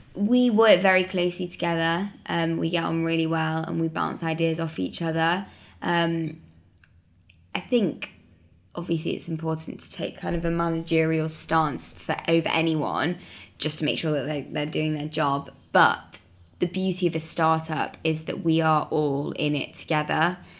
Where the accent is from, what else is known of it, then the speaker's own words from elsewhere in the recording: Manchester, North West England, United Kingdom; moved away; I'm from Manchester originally